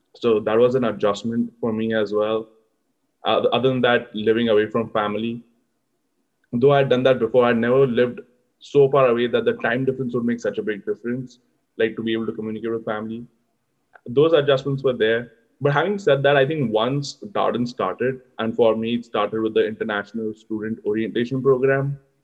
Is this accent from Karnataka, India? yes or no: no; Mumbai, Maharashtra, India; moved away as an adult; now in Charlottesville, United States; I come from Mumbai in India